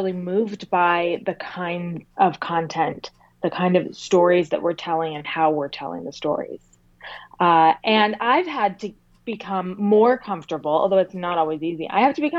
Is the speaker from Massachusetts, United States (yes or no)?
yes; near Boston, Massachusetts, United States; I grew up near Boston